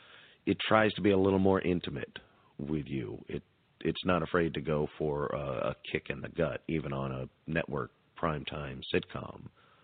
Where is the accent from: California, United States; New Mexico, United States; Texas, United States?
New Mexico, United States; Albuquerque; I'm actually from Albuquerque, New Mexico.